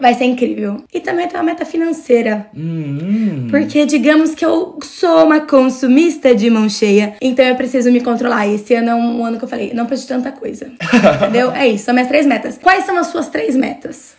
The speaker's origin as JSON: {"language": "Portuguese", "town": "Mogi Mirim", "region": "São Paulo", "country": "Brazil", "said": "Eu sou de Mogi Mirim"}